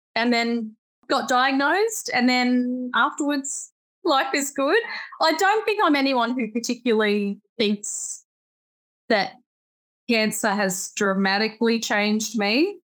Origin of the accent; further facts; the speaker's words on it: Australia; I'm Australian